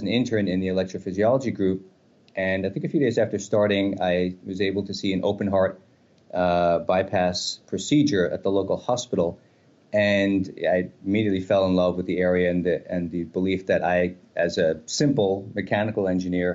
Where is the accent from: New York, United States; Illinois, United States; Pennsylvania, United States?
New York, United States; New York City; moved away as an adult; also born or lived in Germany / Czech Republic; I was born and raised in New York City.